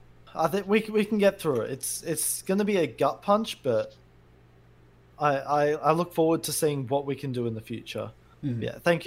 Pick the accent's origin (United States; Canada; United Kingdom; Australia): Australia; we're Australian, okay?